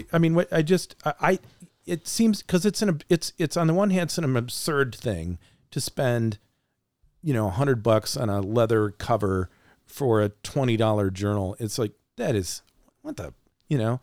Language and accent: English; Frankenmuth, Michigan, United States; I'm a kid from Frankenmuth, Michigan